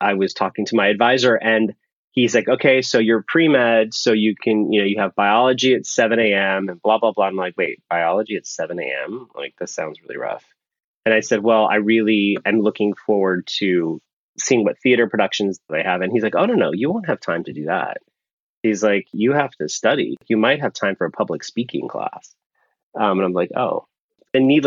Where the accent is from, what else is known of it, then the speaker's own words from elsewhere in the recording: San Francisco, California, United States; also born or lived in Pakistan / Rochester, New York; I was raised, when my grandparents passed away, I was raised by my two aunts, and they lived in San Francisco. So when people say, where are you from? I say San Francisco